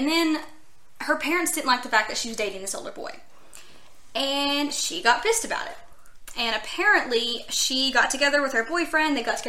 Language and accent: English; near Emory, Texas, United States; moved away; this one is actually really close to my hometown, and it's in a little town called Emory, which is about less than an hour from where I lived